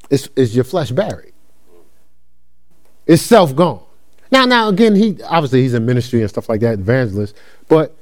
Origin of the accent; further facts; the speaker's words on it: New Jersey, United States; I'm from a different culture. I'm from New Jersey.